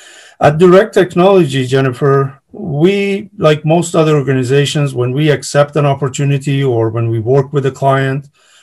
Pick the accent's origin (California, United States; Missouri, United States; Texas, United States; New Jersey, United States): California, United States; As a Californian, I am happy to have someone like you at the helm and trying to save the state and the taxpayers.